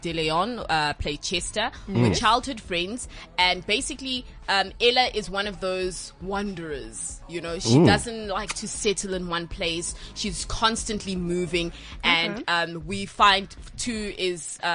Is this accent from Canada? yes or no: no; South Africa; accent: South African; It's hard to lose the South African accent